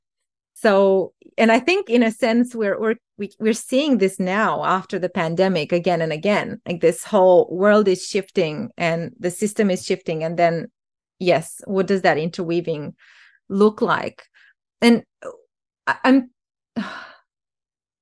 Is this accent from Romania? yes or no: yes; Romania; moved away; I'm originally from Romania and have, you know, grown up in the last decade of communism and then in the post-communist era